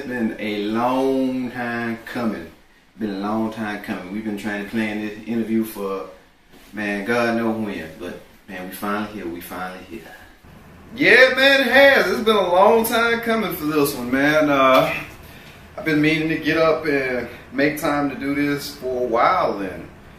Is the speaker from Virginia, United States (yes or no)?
no; Greensboro, Alabama, United States; also born or lived in Tuscaloosa; Born and raised in a very small town. Well, I was born in Tuscaloosa, and I was raised about 30 miles southwest of Tuscaloosa in Greensboro, Alabama, Hale County, West Alabama.